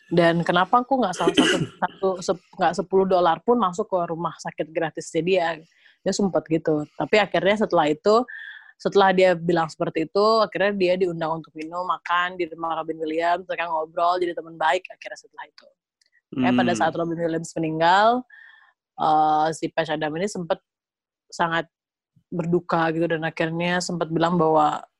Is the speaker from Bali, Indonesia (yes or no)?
yes; Bali, Indonesia; gue gue SMA tuh masih di Bali ya relatif gue anak daerah banget